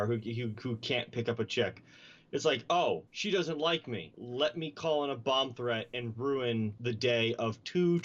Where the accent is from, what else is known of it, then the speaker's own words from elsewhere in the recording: New Jersey, United States; moved away; my hometown in New Jersey